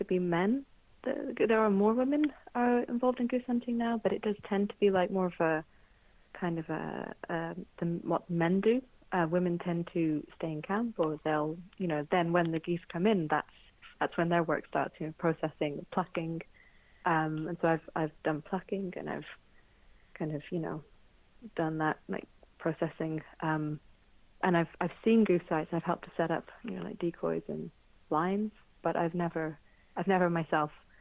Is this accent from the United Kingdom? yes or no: yes; Birmingham, West Midlands, United Kingdom; moved away; also born or lived in Scotland; I grew up in Birmingham